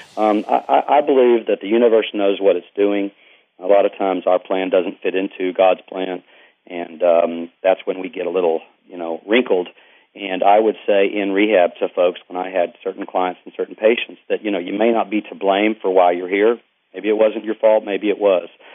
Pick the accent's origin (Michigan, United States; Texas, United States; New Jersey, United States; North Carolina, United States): Texas, United States; East; I'm from Texas, uh, East Texas, and um, grew up in a very active family.